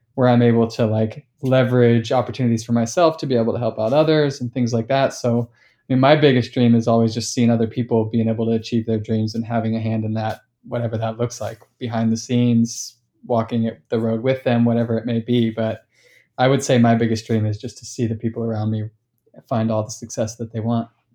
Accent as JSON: {"language": "English", "town": "Sacramento", "region": "California", "country": "United States", "tie": "born or raised there", "said": "I'm from Sacramento"}